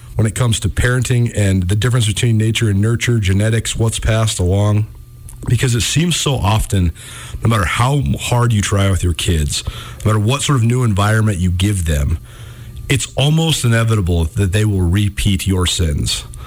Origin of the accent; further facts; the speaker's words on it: Missoula, Montana, United States; It's great growing up in Montana. That's why we love living back here. I'm so happy to be back in my hometown